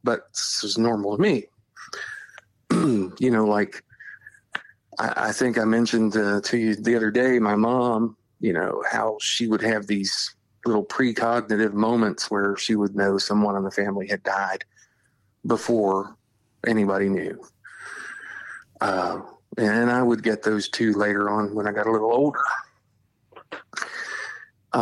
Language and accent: English; Charleston, West Virginia, United States; I grew up near Charleston, the capital